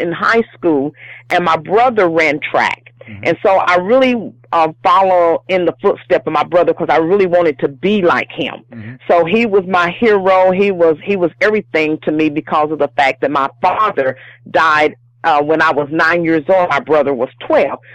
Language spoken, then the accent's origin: English; Harriman, Tennessee, United States; from Harriman, Tennessee, my hometown